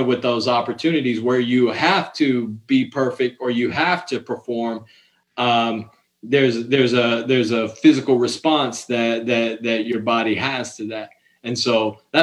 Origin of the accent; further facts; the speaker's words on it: Ohio, United States; also born or lived in Cayman Islands; I'm from Ohio